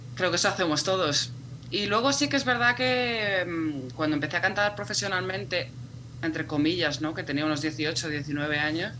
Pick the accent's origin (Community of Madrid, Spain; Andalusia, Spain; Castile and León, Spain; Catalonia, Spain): Community of Madrid, Spain; Madrid; Yo soy de Madrid y he vivido siempre en Madrid